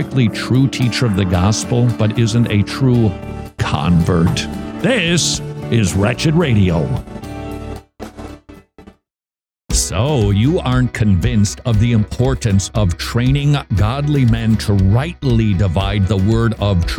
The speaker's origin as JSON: {"language": "English", "region": "Minnesota", "country": "United States", "said": "I come from Minnesota, not California."}